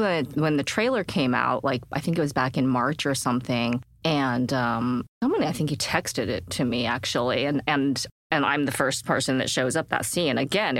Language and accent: English; Utah, United States; moved away; I was born and raised in Utah. It's a very, like, growing up, it's a great place. As a kid, it felt like a great place to grow up